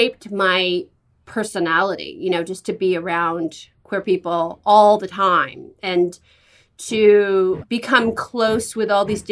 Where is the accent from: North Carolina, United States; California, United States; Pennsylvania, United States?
California, United States; San Francisco; I grew up in San Francisco